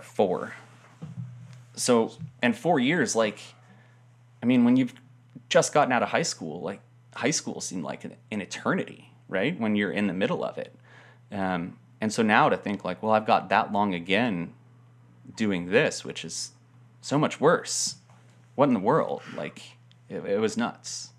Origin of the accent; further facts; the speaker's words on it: Denver, Colorado, United States; moved away; I grew up in Denver, or just outside of Denver